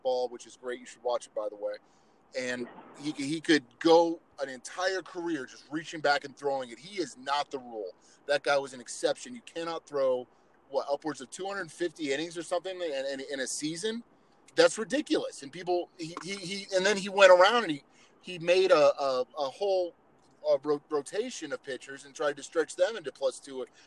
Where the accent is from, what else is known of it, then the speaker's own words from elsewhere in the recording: Kansas City, Missouri, United States; I grew up in Kansas City